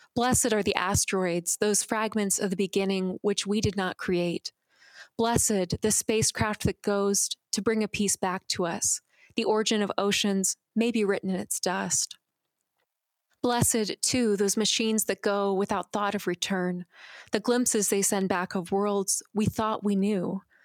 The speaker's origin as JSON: {"language": "English", "town": "Phoenix", "region": "Arizona", "country": "United States", "tie": "born or raised there", "said": "I grew up in Phoenix"}